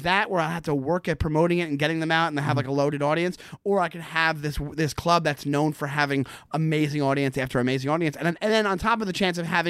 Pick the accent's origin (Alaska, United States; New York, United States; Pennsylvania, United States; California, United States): New York, United States; Long Island, Nassau County; moved away as an adult; now in Brooklyn, United States; I'm from Long Island. I'm from Nassau County